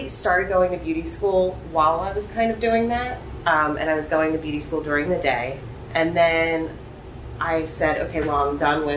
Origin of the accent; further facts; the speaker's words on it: Upper Darby, Pennsylvania, United States; I grew up in Delaware County. I went to Upper Darby, so I lived out there.